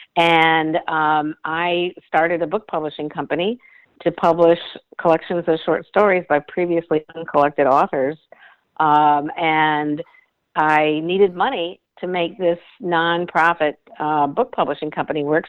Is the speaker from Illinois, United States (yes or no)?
yes; suburbs of Chicago, Illinois, United States; I grew up in the Midwest. I'm a Midwestern girl, and my whole background was suburbs of Chicago